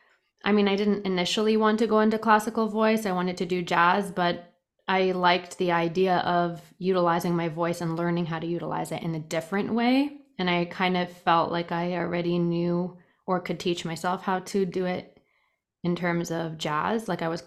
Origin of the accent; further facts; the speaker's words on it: Toronto, Ontario, Canada; also born or lived in England; Yep, I was. Toronto.